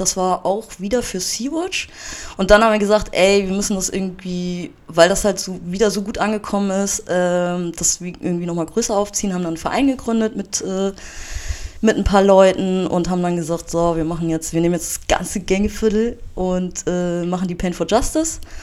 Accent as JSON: {"language": "German", "town": "Bad Oldesloe", "region": "Schleswig-Holstein", "country": "Germany", "moved": "yes", "lives_now": "Hamburg, Germany", "said": "ich komme ja ähm, ursprünglich aus Bad Oldesloe"}